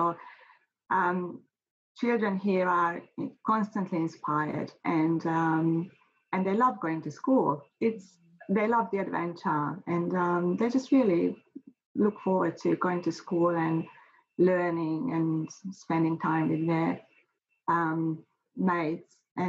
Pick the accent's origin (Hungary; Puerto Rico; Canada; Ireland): Hungary; now in Australia; You can't really compare.